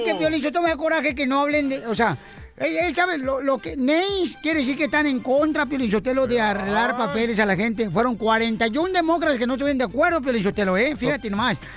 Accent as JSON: {"language": "Spanish", "town": "Ocotlán", "region": "Jalisco", "country": "Mexico", "tie": "born or raised there", "said": "en Ocotlán, Jalisco, ¿no? En mi pueblo natal, donde yo nací"}